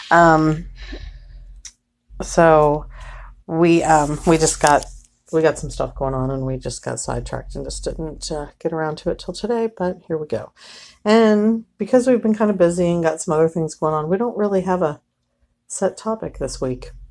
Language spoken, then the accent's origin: English; Cincinnati, Ohio, United States; Which we will still go there because I'm from Cincinnati